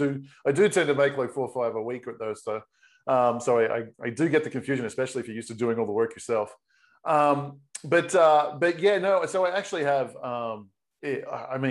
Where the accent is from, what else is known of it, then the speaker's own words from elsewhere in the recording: Australia; moved away as an adult; also born or lived in Sydney / San Diego / Caribbean / Europe; now in United States; I'm originally Australian.